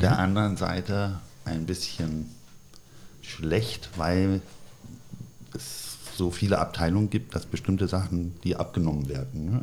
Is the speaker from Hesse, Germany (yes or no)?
yes; Wiesbaden, Hesse, Germany; moved away as an adult; also born or lived in Freiburg / United States / Bonn / Cologne; ich bin groß geworden äh, tatsächlich in Wiesbaden